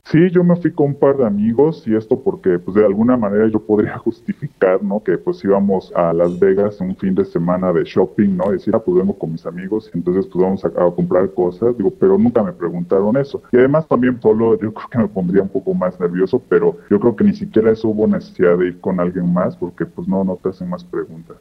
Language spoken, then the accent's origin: Spanish; Mexico; nuestro país